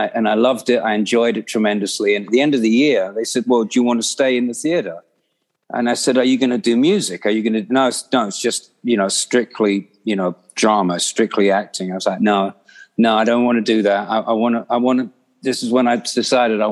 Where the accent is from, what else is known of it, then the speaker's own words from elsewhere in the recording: London, United Kingdom; growing up in London